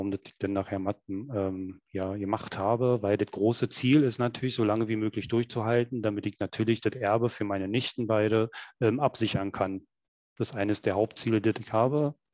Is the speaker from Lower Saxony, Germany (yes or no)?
no; Berlin, Germany; accent: Berlin; Wie man hört, ähm, ich komme aus der Ecke von Berlin und ähm, der ist halt auch immer noch sehr stark.